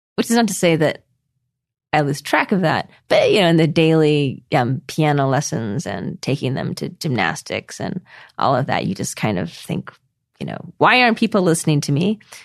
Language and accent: English; Costa Mesa, California, United States; moved away as an adult; also born or lived in Boston / Taiwan / China / Utah; now in New Zealand; when I was raised in Costa Mesa, California by my parents